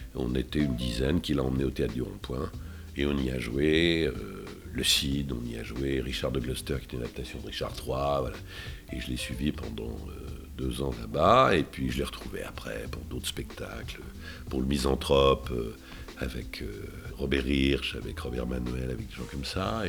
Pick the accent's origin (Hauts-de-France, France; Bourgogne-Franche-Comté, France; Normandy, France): Bourgogne-Franche-Comté, France; Dijon; moved away; ma ville natale dont je suis très fier, euh, je suis très fier parce que je suis un bourguignon dans l'âme